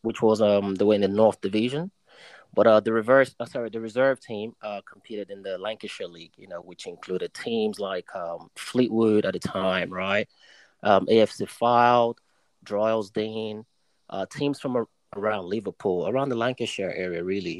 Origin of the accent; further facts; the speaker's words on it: Nigeria; also born or lived in New York, United States; now in United Kingdom; schooled in Nigeria, you know, in my early days.